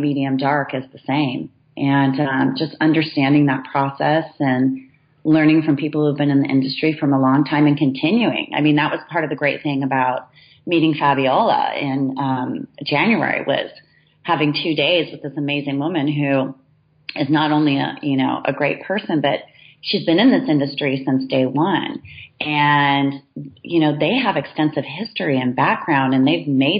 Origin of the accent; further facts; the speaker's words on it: Southern California, United States; now in Walnut Creek, United States; growing up in Southern California on the beaches